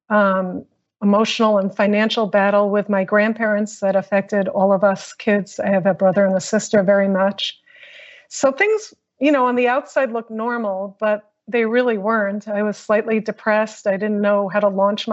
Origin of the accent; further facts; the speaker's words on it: New York, United States; I grew up in New York